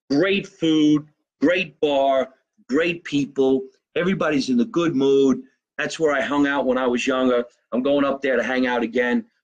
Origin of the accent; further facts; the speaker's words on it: New York, United States; I'm from New York.